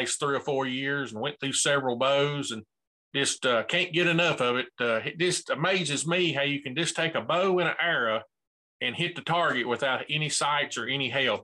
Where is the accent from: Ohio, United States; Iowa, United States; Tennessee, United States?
Tennessee, United States; Bristol; I'm from Bristol, Tennessee. I'm just a good old country boy